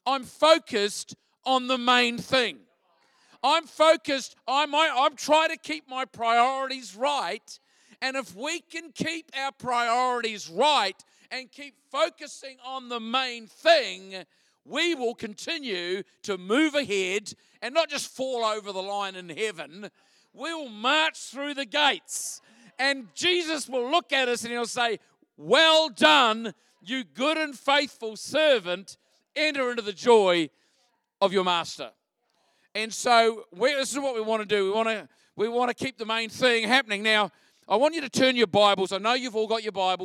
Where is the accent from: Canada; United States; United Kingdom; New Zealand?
New Zealand; Christchurch, Canterbury; moved away as an adult; now in Australia; I'm originally from Christchurch, home of the Mighty Crusaders.